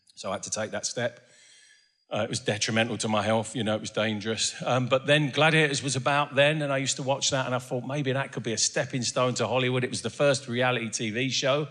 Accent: Essex, East of England, United Kingdom; also born or lived in Doncaster; although I grew up in Essex, I was born in, um, in Doncaster.

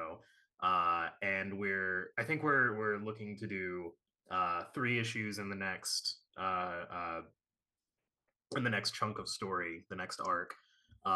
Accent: Chicago, Illinois, United States; I'm from Chicago.

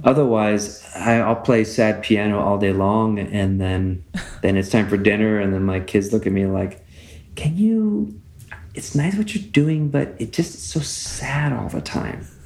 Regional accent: West Coast, United States; now in Tucson, United States; where I grew up on the West Coast

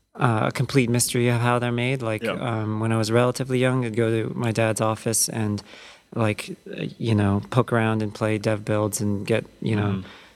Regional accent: Mountain View, California, United States; I grew up basically in Mountain View, worked for Activision.

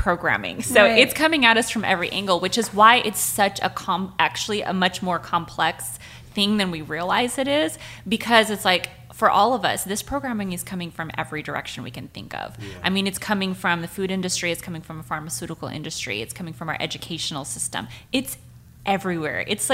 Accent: United States; moved away; also born or lived in Montana / Wyoming; I grew up in Montana and Wyoming, which is a heavily white population.

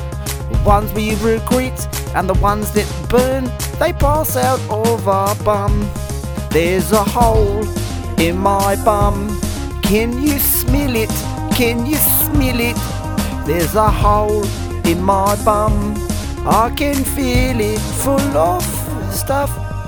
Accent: South Africa; No, I'm from South Africa. A lot of people don't know that.

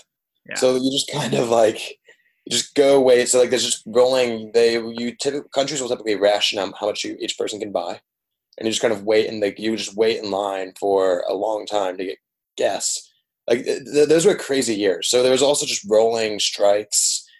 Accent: Dominican Republic; Yeah, so I grew up in the Dominican Republic. My parents run an NGO down there.

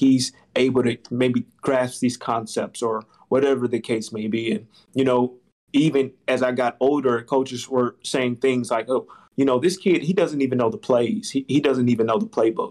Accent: Albany, Georgia, United States; moved away as an adult; now in Tampa, United States; growing up in Albany, Georgia

